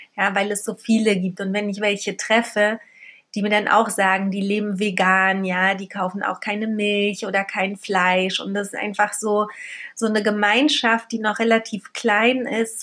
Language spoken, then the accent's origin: German; Berlin, Germany; also born or lived in Poland; Ich ähm, wurde in Polen geboren, bin als Baby nach Berlin gekommen mit meinen Eltern, bin hier aufgewachsen